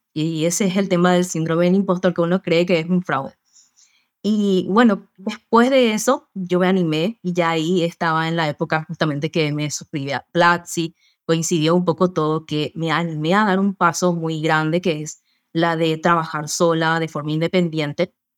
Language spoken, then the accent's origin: Spanish; Paraguay; soy también acá de Paraguay